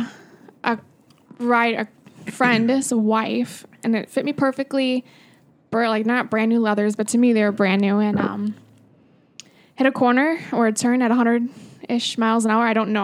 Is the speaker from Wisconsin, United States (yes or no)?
yes; Kiel, Wisconsin, United States; I grew up in Keel.